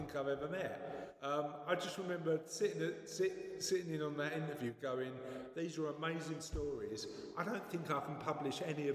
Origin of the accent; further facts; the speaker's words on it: London, United Kingdom; I'm from the East End